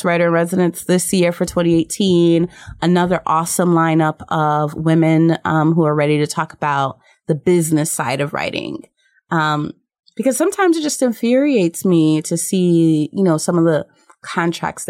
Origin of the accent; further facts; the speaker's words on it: New York City, New York, United States; I was born in New York City